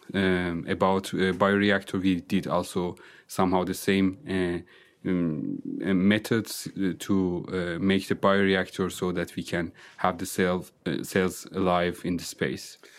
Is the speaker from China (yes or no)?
no; northern Iran, Iran; first language Azerbaijani; English is a second language; moved away as an adult; also born or lived in Germany / Austria / Switzerland; now in Vienna, Austria; I'm coming from, uh, northern part of Iran, uh, which is close to the border of country Azerbaijan